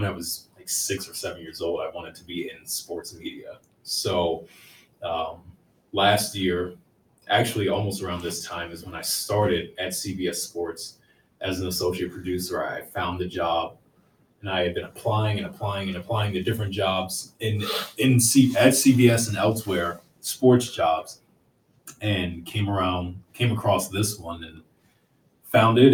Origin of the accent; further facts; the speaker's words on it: Washington, District of Columbia, United States; also born or lived in Maryland; grew up in D.C.